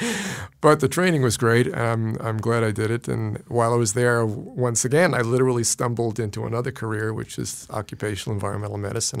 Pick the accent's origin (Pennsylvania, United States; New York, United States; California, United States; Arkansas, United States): New York, United States; New York City; also born or lived in Queens, New York; I was born in Brooklyn